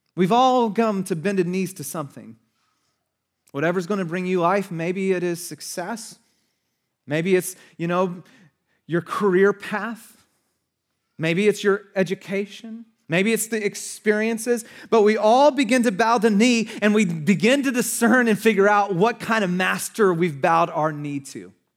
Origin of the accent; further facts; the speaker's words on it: United States; But we're American